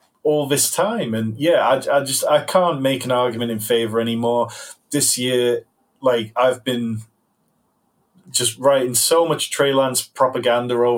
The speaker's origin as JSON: {"language": "English", "country": "United Kingdom", "said": "I'm a Brit."}